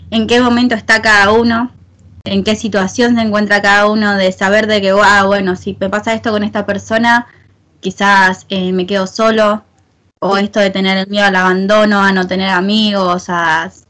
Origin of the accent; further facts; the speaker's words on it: Argentina; como bien saben Lara está viviendo en España y yo soy de Argentina.